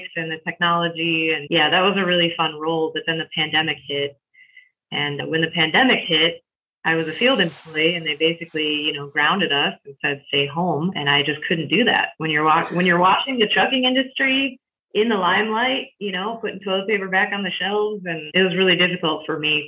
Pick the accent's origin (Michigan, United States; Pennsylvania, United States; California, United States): Michigan, United States; moved away; I'm from Michigan originally